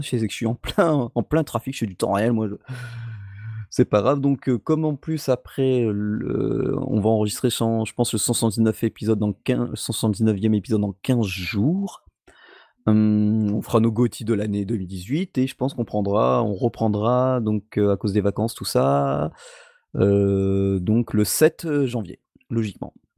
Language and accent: French; France; même chez nous, en France